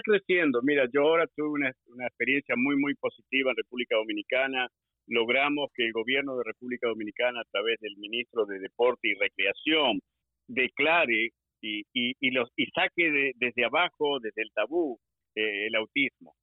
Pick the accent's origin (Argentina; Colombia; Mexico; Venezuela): Argentina; moved away as an adult; now in Maryland, United States; Yo vine del ejército de Argentina